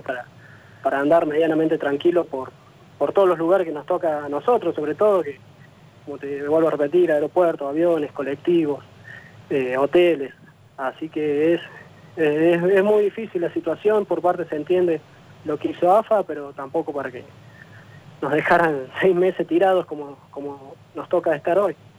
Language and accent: Spanish; Jesús María, Córdoba, Argentina; now in Jujuy, Argentina; Yo soy de Jesús María